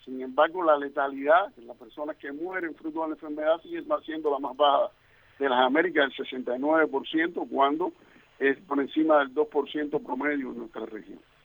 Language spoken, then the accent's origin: Spanish; Cuba